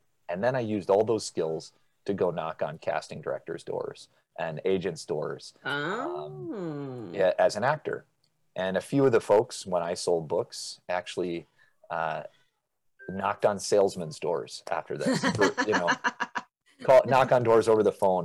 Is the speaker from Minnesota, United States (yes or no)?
yes; Lewiston, Minnesota, United States; my hometown in Lewiston, Minnesota